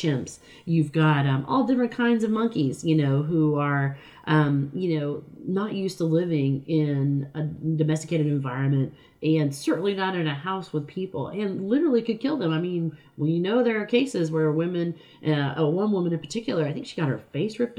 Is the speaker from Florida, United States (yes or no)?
yes; Florida, United States; growing up in Florida